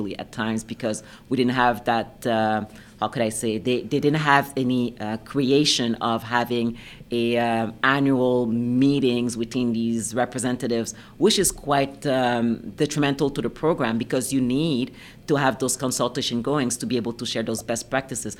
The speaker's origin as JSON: {"language": "English", "country": "Canada", "also_born_or_lived": "British Columbia / Quebec / Ottawa", "first_language": "French", "second_language": "English", "said": "I'm Canadian"}